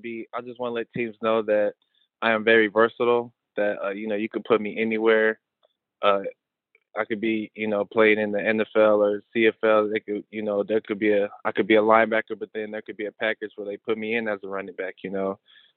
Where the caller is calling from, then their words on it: Arizona, United States; Right now I'm in Arizona. It's 5 a.m. out here.